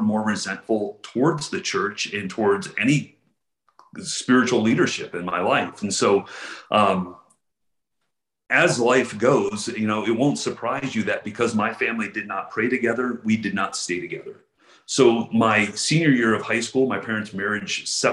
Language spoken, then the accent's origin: English; Houston, Texas, United States; I grew up in Houston, Texas, on the north side of Houston, in the 80s and 90s